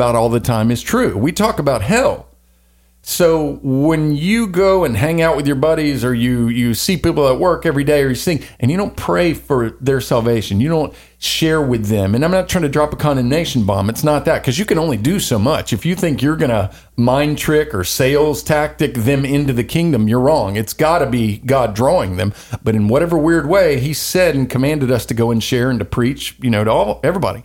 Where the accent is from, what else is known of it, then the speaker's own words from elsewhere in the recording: the Bible Belt, Southern United States, United States; I was born in the Bible Belt. I grew up in Baptist churches mostly